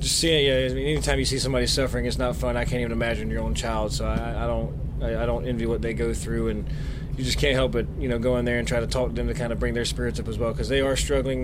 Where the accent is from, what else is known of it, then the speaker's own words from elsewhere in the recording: Effingham County, Georgia, United States; moved away; back home in my hometown of Effingham County, Georgia